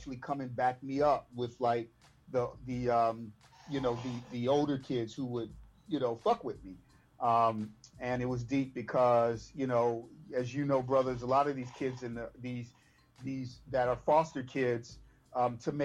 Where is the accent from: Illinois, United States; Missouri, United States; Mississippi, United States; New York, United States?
Illinois, United States; Chicago; I was actually from Inglewood originally, moved to Roseland, then moved to the 78th, 85th and Bennett on the east